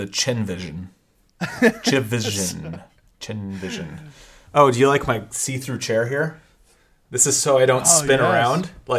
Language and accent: English; Pacific Northwest, United States; Yeah, it's true. So. I mean, I'm a Pacific Northwest kid, so.